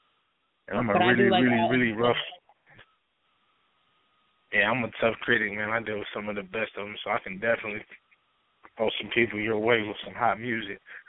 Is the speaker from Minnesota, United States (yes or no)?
yes; Minneapolis, Minnesota, United States; I'm from the north side of Minneapolis, Minnesota. Born and raised